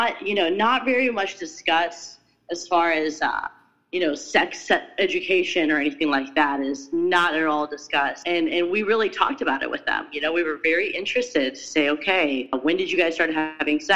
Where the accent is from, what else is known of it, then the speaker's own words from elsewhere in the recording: United States; as an American, as a Westerner